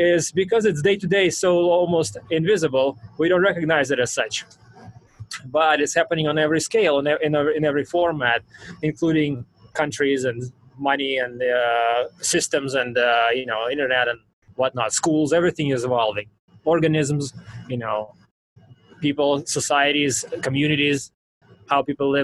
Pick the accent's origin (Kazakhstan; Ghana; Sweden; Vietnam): Kazakhstan; also born or lived in Soviet Union; now in United States; I was born in Kazakhstan, one of the Soviet republics